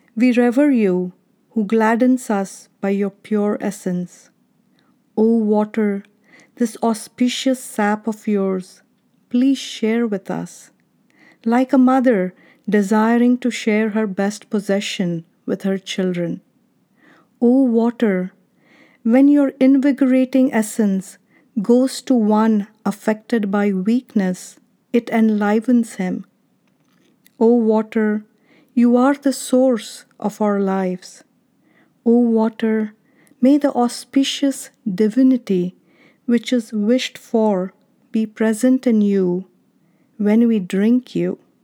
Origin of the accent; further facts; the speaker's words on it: India; now in Arizona, United States; When I was a kid growing up in India, I remember drinking water from these clay pots in summer at my grandparents' house